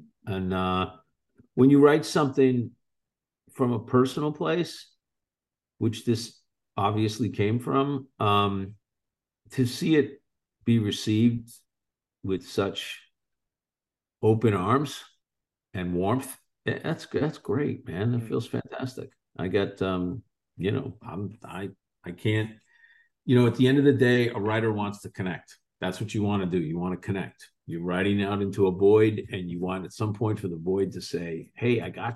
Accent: Boston, Massachusetts, United States; I grew up just south of South Boston, like literally a half a mile south of South Boston.

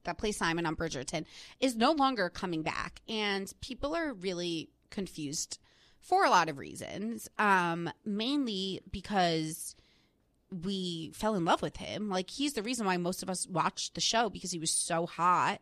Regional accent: New Jersey, United States; now in New York, United States; I'm from New Jersey

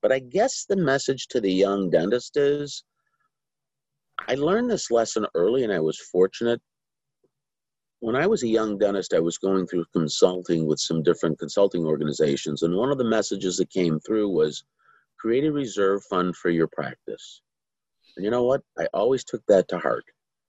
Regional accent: Chicago, Illinois, United States; I was. South side of Chicago. Went to St. Bede's Grammar School, went to St. Ignatius High School, and then spent 4 years at the University of Notre Dame.

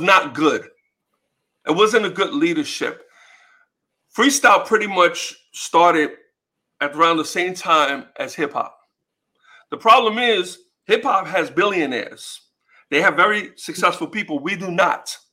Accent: New York City, New York, United States; born and raised in the Bronx

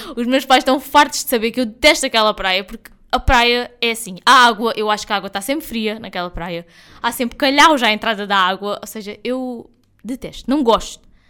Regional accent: Algarve, Portugal; nós somos algarvios, nós vivemos aqui, nós vivemos no Algarve o ano inteiro.

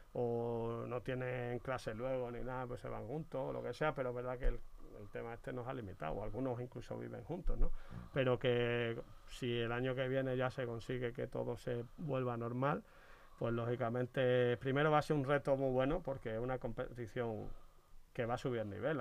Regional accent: Badajoz, Extremadura, Spain; moved away; mis paisanos

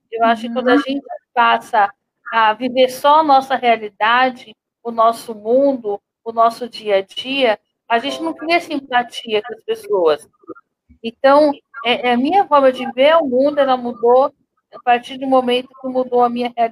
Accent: Guarulhos, São Paulo, Brazil; now in Arujá, Brazil; Então, eu vim de Guarulhos, logo eu deixei de andar, eu já vim morar em Arujá, já numa cadeira de rodas.

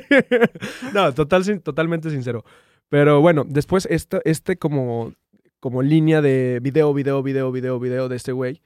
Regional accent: Durango, Mexico; moved away as an adult; now in Monterrey, Mexico; Yo soy de Durango

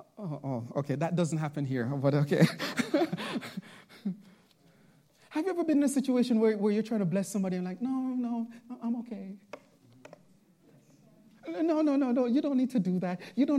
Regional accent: Bronx, New York, United States; now in Long Island, United States; When I first came to Long Island, Pastor Nathan, you know, I'm from the Bronx, and so you know, preaching in the Bronx is really different

